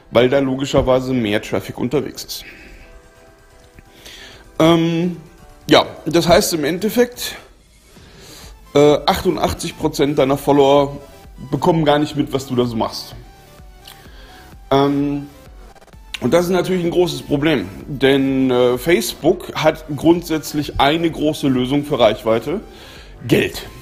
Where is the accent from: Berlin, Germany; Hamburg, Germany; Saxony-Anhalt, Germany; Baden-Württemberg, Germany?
Berlin, Germany; das juckt mich jetzt persönlich als Berliner herzlich wenig